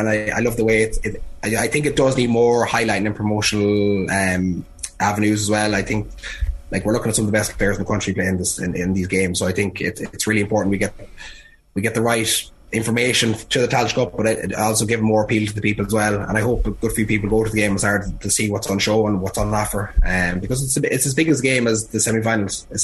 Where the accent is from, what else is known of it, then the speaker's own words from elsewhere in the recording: Cavan, Ulster, Ireland; I grew up in Cavan as well